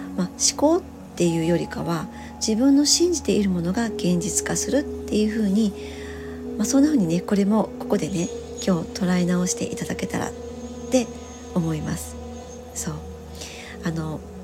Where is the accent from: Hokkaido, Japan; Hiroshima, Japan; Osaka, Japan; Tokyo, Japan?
Hiroshima, Japan; 私、あの、広島の生まれ